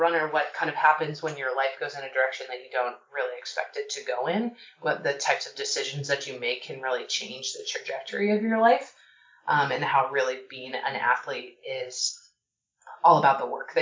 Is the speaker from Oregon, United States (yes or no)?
yes; Portland, Oregon, United States; now in Washington, D.C., United States; I'm actually from Portland